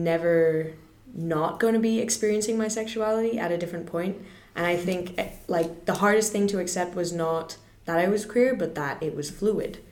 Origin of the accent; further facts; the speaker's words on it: Singapore; I'm born and raised in Singapore my entire life